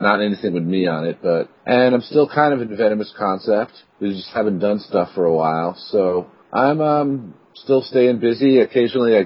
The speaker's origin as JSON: {"language": "English", "town": "New York City", "region": "New York", "country": "United States", "moved": "as an adult", "lives_now": "Rochester, United States", "said": "I'm originally from New York City, and that's where BT and Nuclear were based around. But I've lived up here in Rochester for about, 12 years now"}